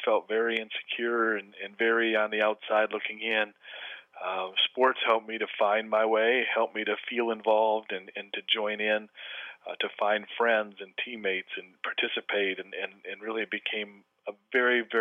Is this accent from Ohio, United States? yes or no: no; Flint, Michigan, United States; now in Corona del Mar, United States; growing up missing a right hand and playing baseball and growing up in Flint, Michigan